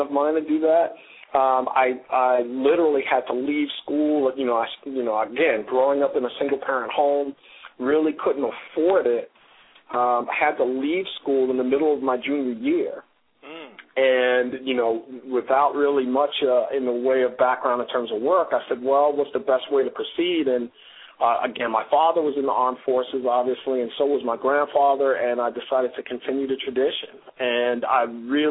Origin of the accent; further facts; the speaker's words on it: New York City, New York, United States; moved away as an adult; now in Baltimore, United States; it was my mom and I in the South Bronx until my mom remarried.